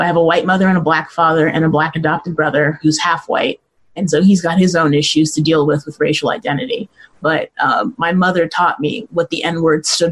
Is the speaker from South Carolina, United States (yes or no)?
no; Mesa, Arizona, United States; also born or lived in Los Angeles, California; I mostly grew up here. I was born in Los Angeles, and I lived there till I was about 5 or 6 years old. And then my family moved to Mesa